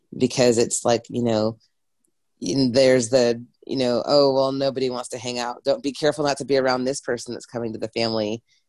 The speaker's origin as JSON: {"language": "English", "region": "England", "country": "United Kingdom", "said": "I'm from England originally, so, you know, if anyone wants to know, it's not like I did not grow up in the Bible Belt."}